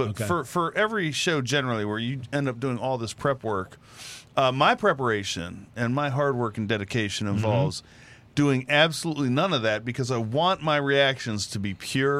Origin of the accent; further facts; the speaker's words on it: Liberty, New York, United States; Hey, I grew up in Liberty. I've actually had a gator in New York.